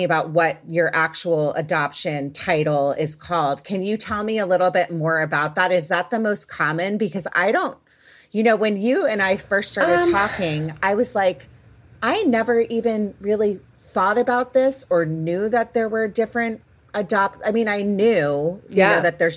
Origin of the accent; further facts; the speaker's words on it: Potomac, Maryland, United States; I'm from the Washington, D.C. area, Potomac, Maryland as well